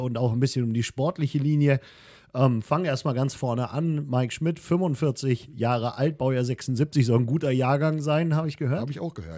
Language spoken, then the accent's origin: German; Wunstorf, Lower Saxony, Germany; ich bin in Wunsdorf groß geworden